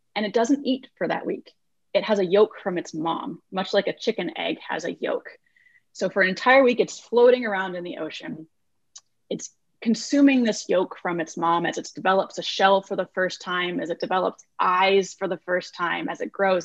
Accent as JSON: {"language": "English", "region": "Iowa", "country": "United States", "tie": "born or raised there", "also_born_or_lived": "California", "moved": "as an adult", "said": "I grew up in Iowa, about as far from the ocean as one can get in the United States of America"}